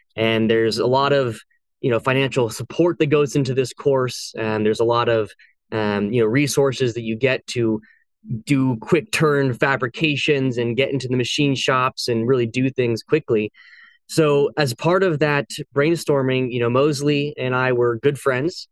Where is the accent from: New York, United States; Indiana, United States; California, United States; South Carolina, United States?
California, United States; San Francisco area; also born or lived in Boston; I was born and raised in California. I grew up there.